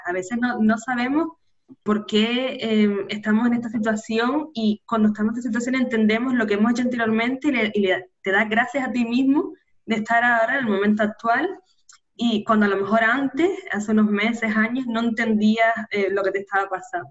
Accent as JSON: {"language": "Spanish", "region": "Canary Islands", "country": "Spain", "tie": "born or raised there", "said": "nacida en Canarias"}